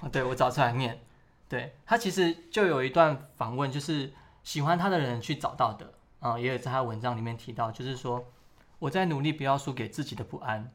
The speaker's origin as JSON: {"language": "Chinese", "country": "Taiwan", "tie": "born or raised there", "also_born_or_lived": "Keelung", "moved": "as an adult", "lives_now": "Taipei, Taiwan", "said": "我是从小就是在乡下长大"}